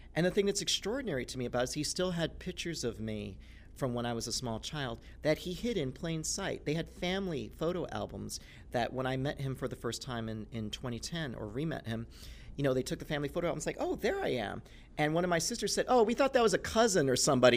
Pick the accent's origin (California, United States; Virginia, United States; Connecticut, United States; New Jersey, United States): California, United States; Los Angeles; growing up in Los Angeles, literally the town